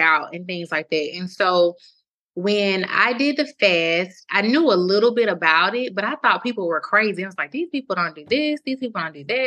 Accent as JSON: {"language": "English", "town": "Mobile", "region": "Alabama", "country": "United States", "also_born_or_lived": "St. Joseph, Missouri", "moved": "as an adult", "said": "I'm from Alabama, Mobile"}